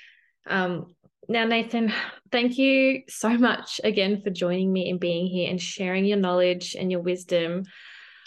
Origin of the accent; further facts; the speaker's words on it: Australia; as an Australian